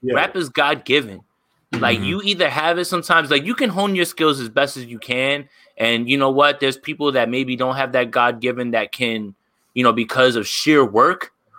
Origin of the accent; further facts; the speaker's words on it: New Jersey, United States; We are both from Jersey.